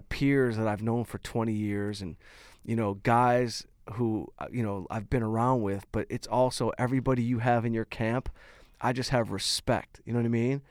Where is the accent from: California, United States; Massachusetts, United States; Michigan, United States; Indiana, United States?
Michigan, United States; Detroit; moved away; Detroit, my hometown